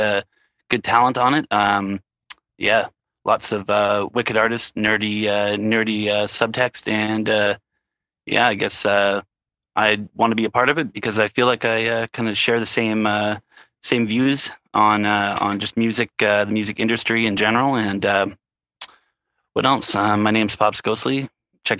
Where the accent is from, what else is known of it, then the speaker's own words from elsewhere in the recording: Canada; I'm Canadian.